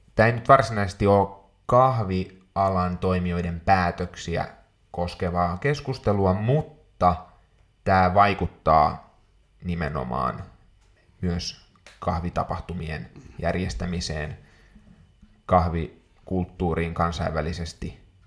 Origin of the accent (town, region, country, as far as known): Finland